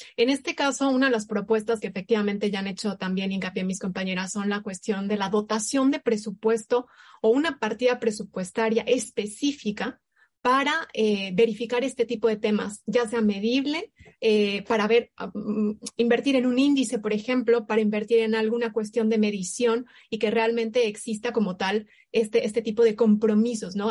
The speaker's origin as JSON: {"language": "Spanish", "country": "Mexico", "said": "nosotros como México"}